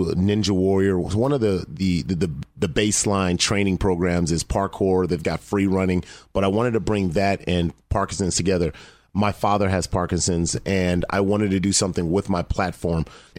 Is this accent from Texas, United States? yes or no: no; Los Angeles, California, United States; Okay, so I grew up here in town. I grew up in Crenshaw, South Central Los Angeles.